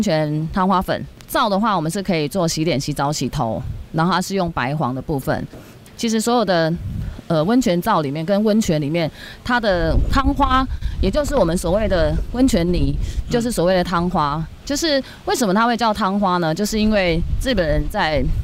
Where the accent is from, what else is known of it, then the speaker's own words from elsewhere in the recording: Taipei, Taiwan; 我是住在北投长大的一个孩子。呃，从小就是在北投长大，然后也是跟北投在地所有的，呃，居住或者是所有的环境，我们是一起长大的